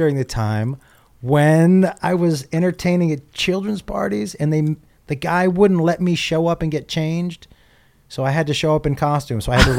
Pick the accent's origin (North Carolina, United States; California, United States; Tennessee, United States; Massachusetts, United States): Massachusetts, United States; now in Los Angeles, United States; I grew up in Massachusetts.